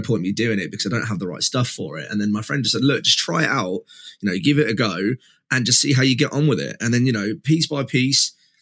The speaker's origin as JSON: {"language": "English", "region": "East Midlands", "country": "United Kingdom", "said": "I am from the East Midlands in the UK."}